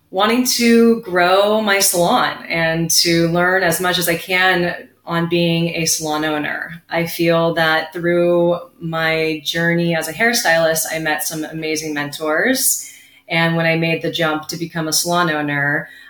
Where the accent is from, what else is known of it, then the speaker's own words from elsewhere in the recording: Ventura County, California, United States; I was born here in Ventura County, California, Southern California baby